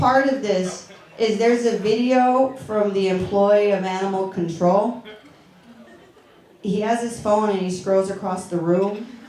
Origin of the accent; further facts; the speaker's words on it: Texas, United States; I mentioned earlier, I'm from Texas.